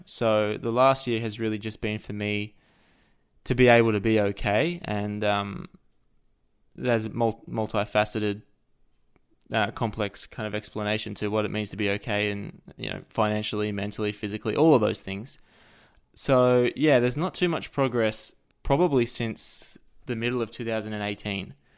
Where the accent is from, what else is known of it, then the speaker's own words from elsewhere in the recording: Australia; I'm an Australian person living in Australia